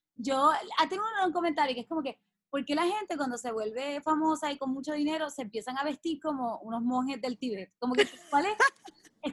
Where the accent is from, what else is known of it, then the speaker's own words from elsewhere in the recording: Mayagüez, Puerto Rico; moved away; yo llegué hoy a mi pueblo, a Mayagüez